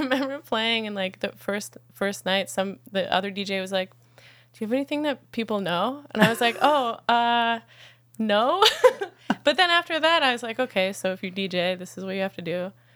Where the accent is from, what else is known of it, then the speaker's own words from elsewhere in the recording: the Catskills, next to Woodstock, upstate New York, United States; I'm from upstate New York.